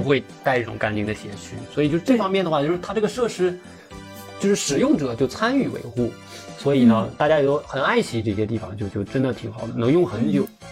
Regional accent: Northeast China, China; accent: Northeastern Mandarin; 我们东北话叫喘不住

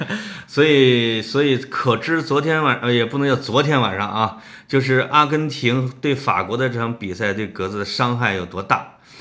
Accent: Henan, China; accent: Henan dialect; 在我们河南话里边也叫时运

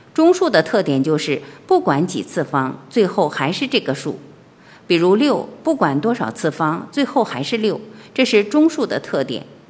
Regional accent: China; 我们中国人

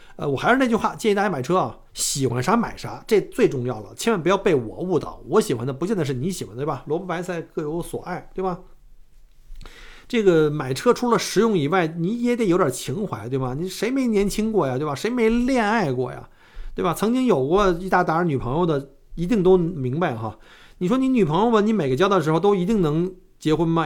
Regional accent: China; now in Australia; 我们中国人

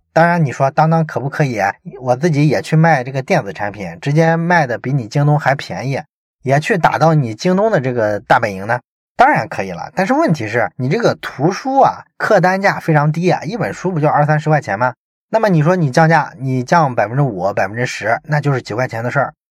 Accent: Shandong, China; 我们山东人

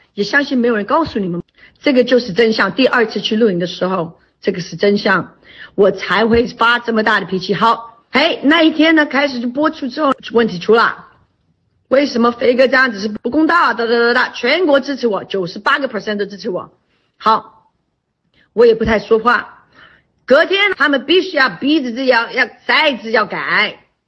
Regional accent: China; 我们是中国人

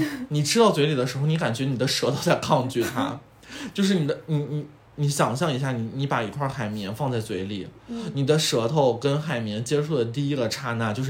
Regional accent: China; 嗯，天哪，我觉得就是我们中国人其实对可乐的需求量没有欧美人那么

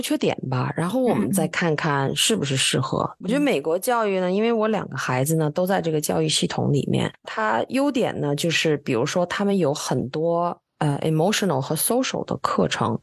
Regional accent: China; now in Texas, United States; 你看看亚洲，咱们中国的英文呢

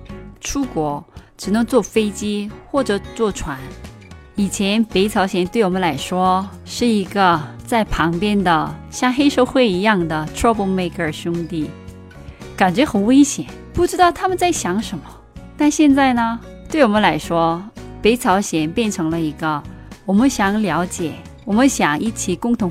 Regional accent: South Korea; 作为一个韩国人，

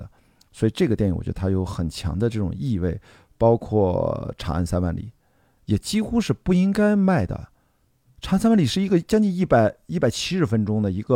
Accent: China; 这种未卜不是说咱作为中国人在这儿，呃，焦虑

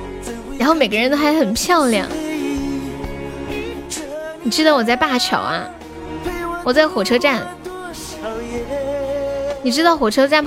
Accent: Xi'an, Shaanxi, China; 你是西安的呀？我也是西安的。

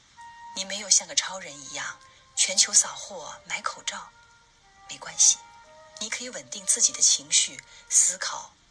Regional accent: Huangshi, Hubei, China; 是湖北人，我的家乡黄石市也是新型冠状病毒传染重灾区。

